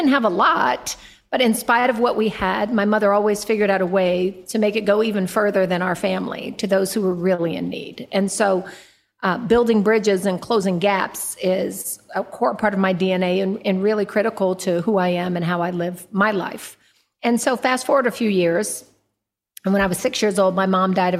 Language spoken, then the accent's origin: English; Oakland, California, United States; I was born in East Oakland, California.